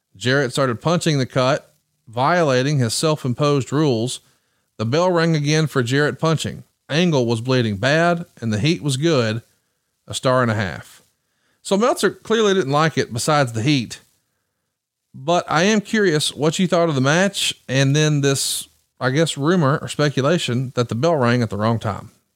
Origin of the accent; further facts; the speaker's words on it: the South, United States; I'm from the South